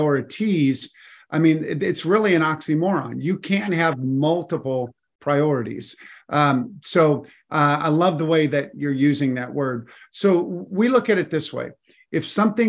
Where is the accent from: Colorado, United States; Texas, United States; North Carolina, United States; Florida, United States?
Colorado, United States; I grew up in Colorado, and during my childhood, they dug the Eisenhower Tunnel